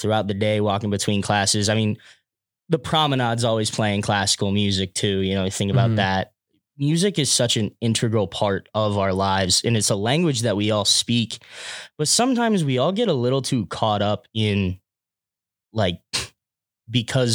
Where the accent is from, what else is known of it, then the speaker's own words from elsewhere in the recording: Severn, Maryland, United States; double major in music and IR from Severn, Maryland.